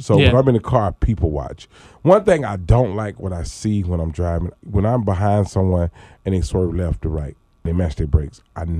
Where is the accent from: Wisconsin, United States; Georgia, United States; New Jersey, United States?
Georgia, United States; Atlanta; I grew up in Atlanta, Georgia.